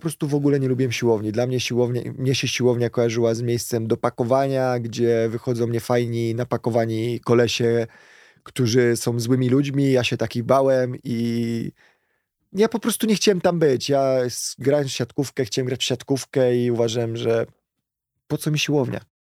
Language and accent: Polish; Kielce, Świętokrzyskie Voivodeship, Poland; w pobliżu miejsca zamieszkania mieliśmy niedaleko tutaj zalew w Kielcach